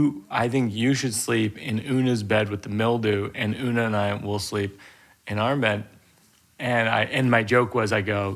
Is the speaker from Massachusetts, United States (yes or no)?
yes; Massachusetts, United States; moved away; I grew up in Massachusetts